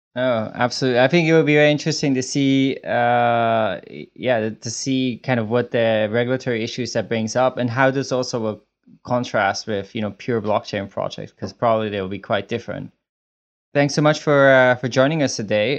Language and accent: English; Switzerland; I'm from Switzerland, and I actually am at, in Switzerland at the moment